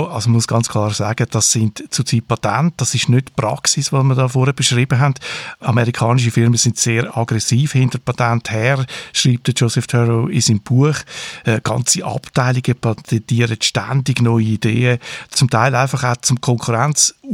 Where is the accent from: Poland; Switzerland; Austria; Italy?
Switzerland; accent: Swiss German; zum Beispiel wir mit unseren Schweizer Dialekt.